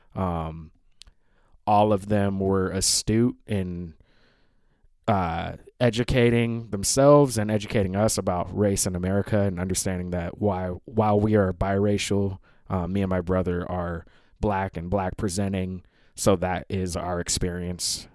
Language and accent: English; Seattle, Washington, United States; moved away; also born or lived in Bushwick, New York; I'm in Seattle, Washington. It's my final night here. This is my hometown.